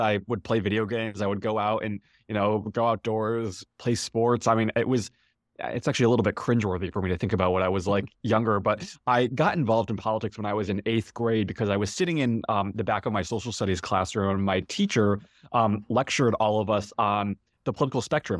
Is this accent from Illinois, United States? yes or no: yes; Chicago, Illinois, United States; I'm from Chicago and I remember seeing the two thousand eight, um, you know, inauguration, uh, in Grant Park, um, from home